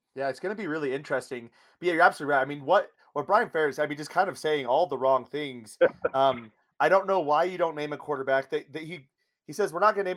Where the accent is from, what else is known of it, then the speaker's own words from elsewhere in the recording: Iowa, United States; now in Denver, United States; I'm from Iowa